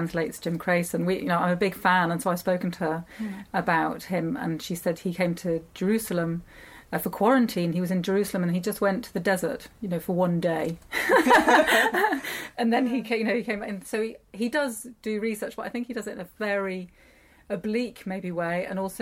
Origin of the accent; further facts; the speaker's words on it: United Kingdom; I grew up in Britain as a child of a German family